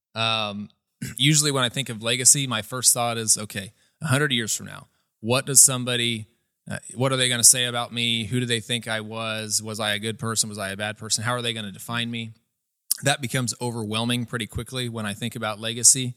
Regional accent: Atlanta, Indiana, United States; I grew up here in Atlanta, Indiana.

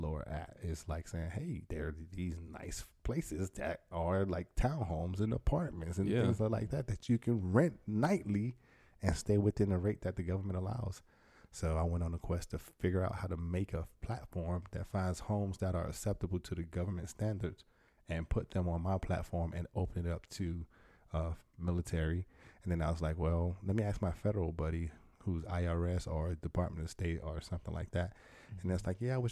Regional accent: Miami, Florida, United States; born and raised in Miami, Florida.

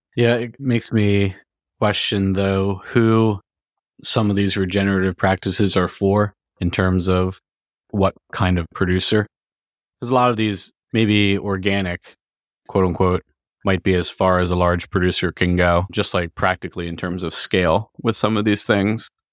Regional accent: Virginia, United States; we're both from Virginia

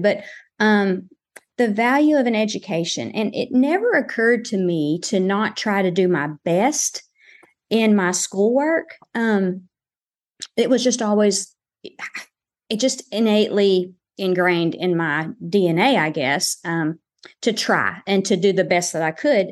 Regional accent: Lake City, Arkansas, United States; growing up in Lake City, I was required to have an S

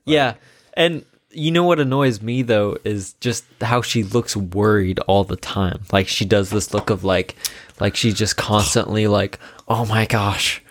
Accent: Washington, United States; we're from Washington

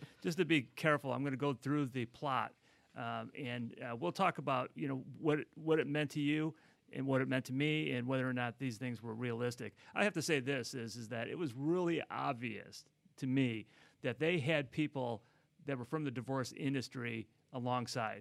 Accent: Midwest, United States; now in Los Angeles, United States; I come from the Midwest

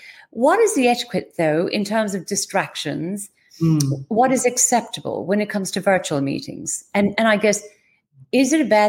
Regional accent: Ireland; being typically Irish

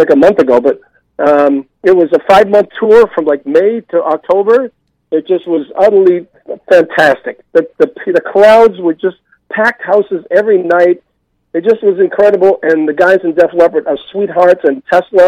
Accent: Boston, Massachusetts, United States; moved away as an adult; now in Los Angeles, United States; I'm a Bostonian

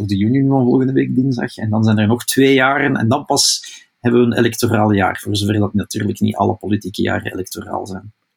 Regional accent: Flanders, Belgium; wij onder vertegenwoordigd zijn als Vlamingen in die regering

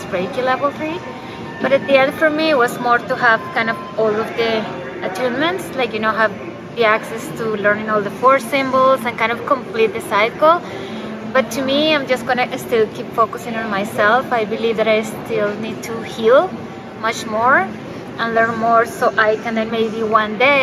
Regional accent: Colombia; now in Guelph, Canada; I'm from Colombia, but I live in Canada

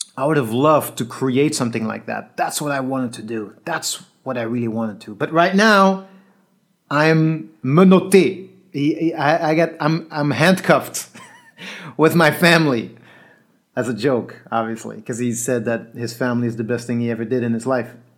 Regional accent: Belgium; moved away; some guys I grew up with in Belgium in the breaking scene

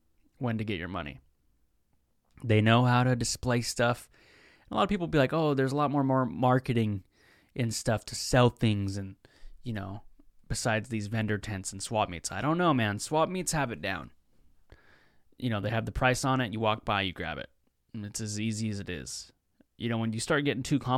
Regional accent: Seattle, Washington, United States; I'm from Seattle

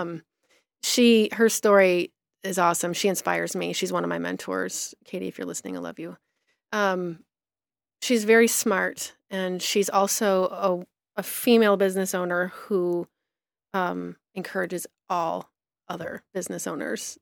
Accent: Petersburg, Michigan, United States; moved away as an adult; now in Burbank, United States; I grew up in a tiny little town in southeastern Michigan called Petersburg

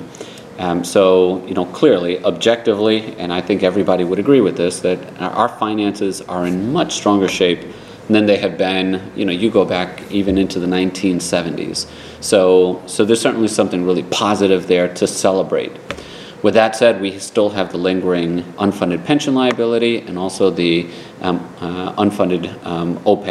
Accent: Providence, Rhode Island, United States; When I was growing up in Providence, our city wasn't known for being a safe city

